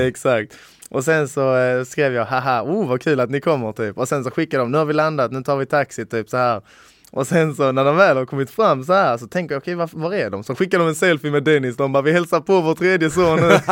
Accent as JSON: {"language": "Swedish", "country": "Sweden", "said": "jag är helt svensk, eller min farfar är polack"}